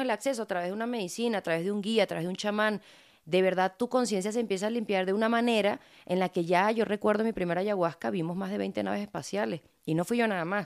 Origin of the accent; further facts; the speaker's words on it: Venezuela; now in Mexico; a mí me conoce todo el pueblo de donde yo crecí, sí son todos negritos, son mi familia, me crié con ellos